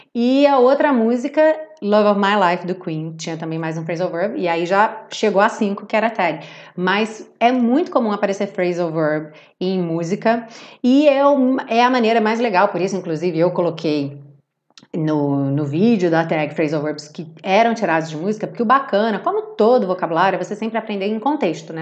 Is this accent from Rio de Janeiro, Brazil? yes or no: yes; Rio de Janeiro, Brazil; Eu tô aqui falando do Rio de Janeiro com meu sotaque